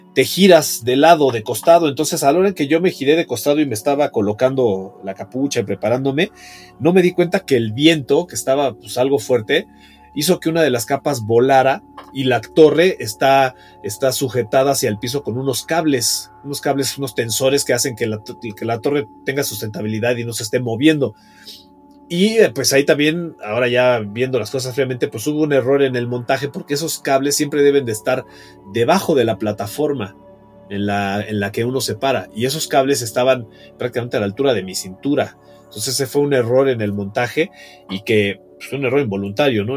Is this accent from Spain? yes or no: no; Mexico City, Mexico; Yo nací en la Ciudad de México en 1970, particularmente en Tlatelolco y pues tuve una niñez normal para esas épocas